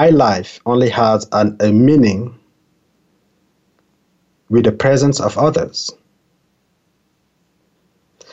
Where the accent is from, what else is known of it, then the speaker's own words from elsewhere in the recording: Cameroon; English is a second language; moved away; I was born in Cameroon, a very tiny country in Central Africa. I remember, even as a child being in Cameroon